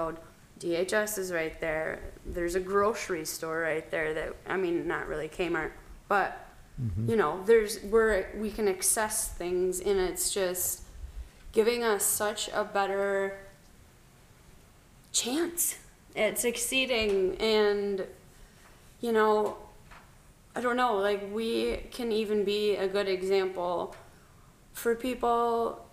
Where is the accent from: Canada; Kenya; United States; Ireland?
United States; Midland, Michigan; productive members of Midland, the city. I've always lived here